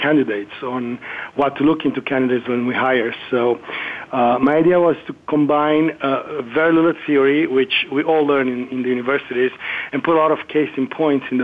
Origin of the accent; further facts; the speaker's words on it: Germany; first language German; English is a second language; moved away as an adult; now in Miami, United States; With my family, from my mom and dad, I learned English and Italian. And German, of course, was my native language